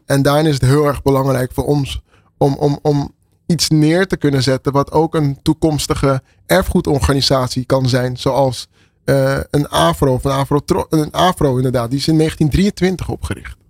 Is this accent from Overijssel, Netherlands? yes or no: no; Amsterdam, North Holland, Netherlands; Ik ben geboren en getogen in Amsterdam